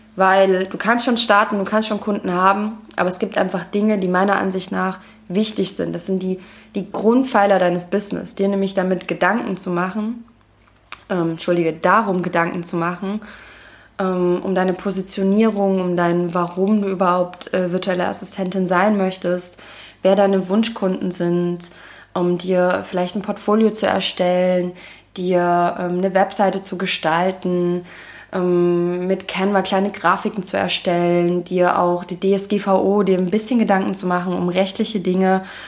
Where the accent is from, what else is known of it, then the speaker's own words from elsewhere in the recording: Leipzig, Saxony, Germany; moved away as an adult; now in Dahab, Egypt; meine Heimatstadt, denn ich bin aus Leipzig